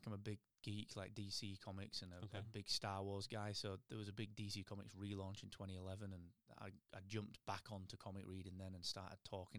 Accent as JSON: {"language": "English", "town": "Barnsley", "region": "Yorkshire and the Humber", "country": "United Kingdom", "said": "so I'm from Barnsley"}